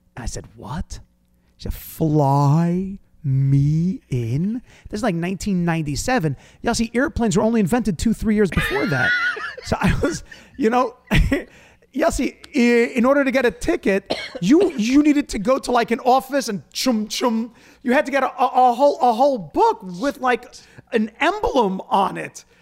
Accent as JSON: {"language": "English", "region": "New York", "country": "United States", "said": "I'm from New York."}